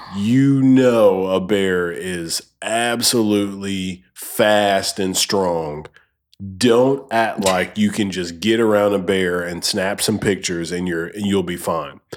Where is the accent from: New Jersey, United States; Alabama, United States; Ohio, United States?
Alabama, United States; I'm from Alabama